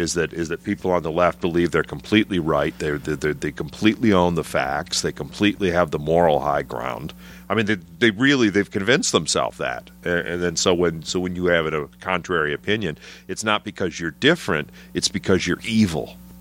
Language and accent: English; Trenton, Michigan, United States; moved away as an adult; also born or lived in Chicago, Illinois; now in Chicago area, United States; Grew up south of Detroit, but I was, uh, Trenton, Michigan